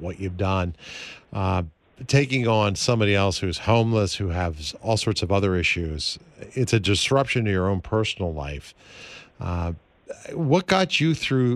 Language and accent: English; Philadelphia, Pennsylvania, United States; now in Chicago area, United States; I've come from the city of Philadelphia. I was from Pennsylvania initially.